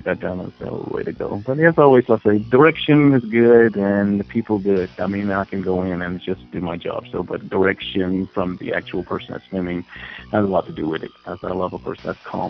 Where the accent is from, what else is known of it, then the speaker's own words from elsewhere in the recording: upstate New York, United States; also born or lived in Virginia / North Carolina; I'm from upstate New York